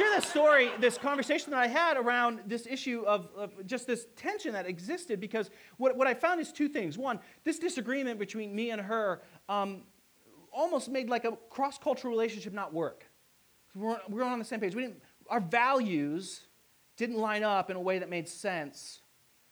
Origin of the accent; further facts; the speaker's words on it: Hicksville, Ohio, United States; I grew up in a small town. It's literally called Hicksville.